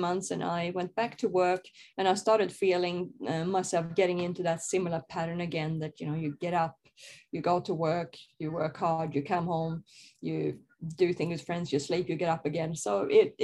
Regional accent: Sweden; I grew up in Sweden in a, I guess, very normal conservative family

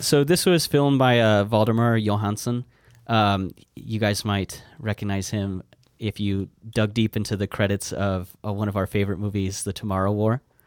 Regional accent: United States; I'm American

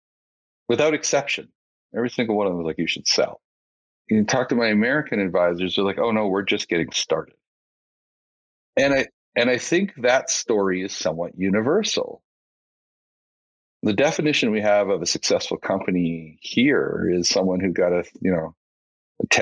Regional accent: just outside of Edmonton, Alberta, Canada; now in Calgary, Canada; I grew up just outside of Edmonton

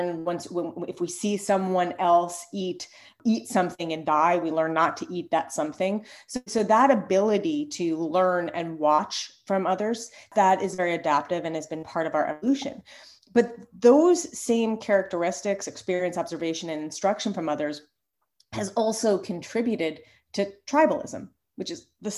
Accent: New York, United States; now in Philadelphia, United States; I'm from New York. And when I first moved to Philly

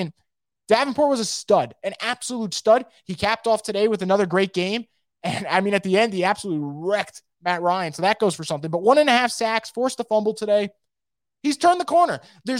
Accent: Germany; English is a second language; just because I'm from Germany

